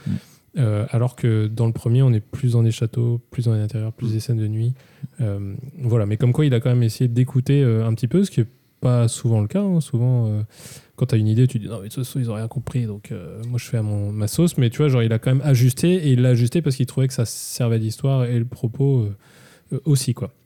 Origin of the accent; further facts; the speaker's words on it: Brittany, France; chez les Retourneurs, on est, on est des Bretons on l'affirme, on est, on est des purs sang